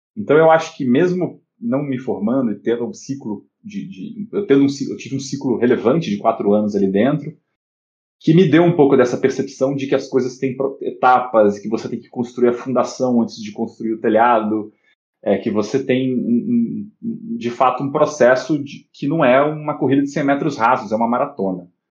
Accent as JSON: {"language": "Portuguese", "region": "Rio de Janeiro", "country": "Brazil", "also_born_or_lived": "São Paulo", "moved": "as an adult", "said": "Eu, eu sou carioca, eu vim do Rio para estudar na Poli"}